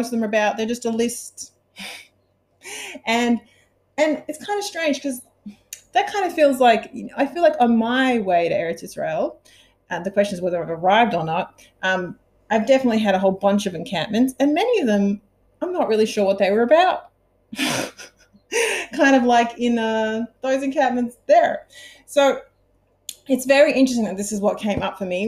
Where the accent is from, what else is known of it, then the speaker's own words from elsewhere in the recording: Sydney, New South Wales, Australia; moved away; As I was then in my hometown of Sydney, Australia